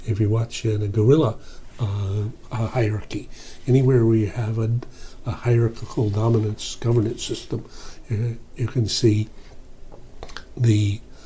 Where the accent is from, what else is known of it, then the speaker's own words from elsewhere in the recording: North Carolina, United States; red-necked, red-blooded Americans like me, because I come from North Carolina